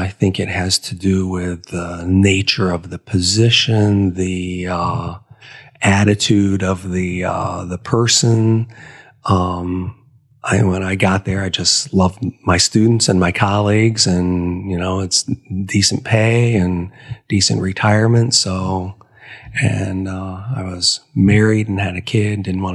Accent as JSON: {"language": "English", "region": "Ohio", "country": "United States", "tie": "born or raised there", "moved": "yes", "said": "I grew up in Ohio"}